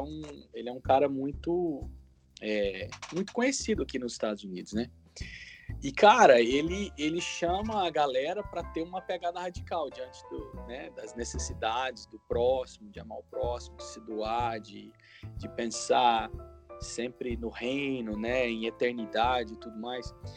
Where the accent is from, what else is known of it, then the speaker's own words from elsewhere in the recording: Goiânia, Goiás, Brazil; moved away as an adult; also born or lived in Chicago; now in United States; Eu nasci em Goiânia